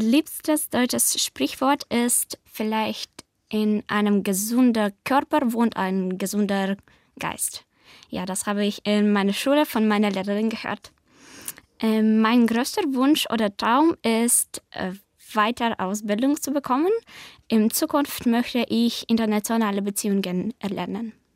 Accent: Kyiv, Ukraine; German is a second language; Ich komme aus Ukraine, aus Hauptstadt Kiew

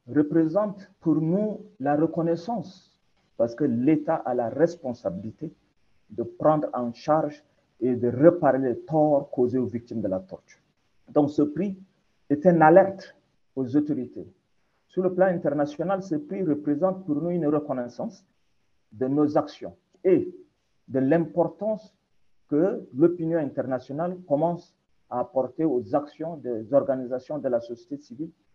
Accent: Chad; On est des Tchadiens, on est des frères

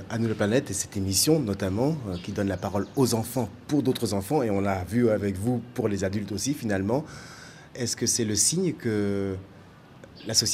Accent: Greece; Chez nous, en Grèce

